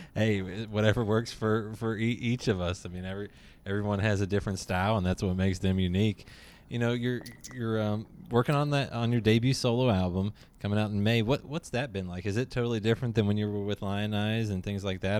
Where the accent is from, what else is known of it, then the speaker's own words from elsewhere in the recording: Lexington, United States; I'm from Lexington